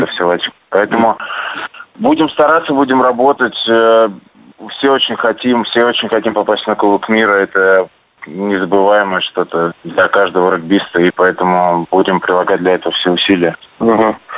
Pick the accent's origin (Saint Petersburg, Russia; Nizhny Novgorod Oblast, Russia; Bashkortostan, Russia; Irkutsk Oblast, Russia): Saint Petersburg, Russia; now in Krasnoyarsk, Russia; в родном городе